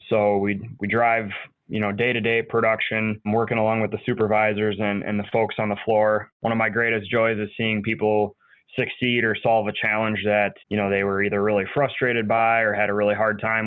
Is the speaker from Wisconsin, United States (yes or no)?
yes; Green Bay, Wisconsin, United States; also born or lived in northern Illinois; I was born in Green Bay.